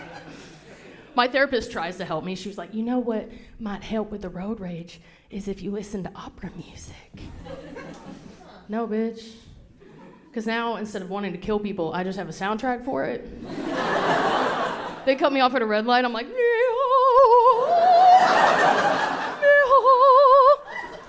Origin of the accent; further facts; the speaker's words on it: the South, United States; moved away; I grew up very Southern, okay? Like, I can't go back to my hometown and order unsweet tea where I'm from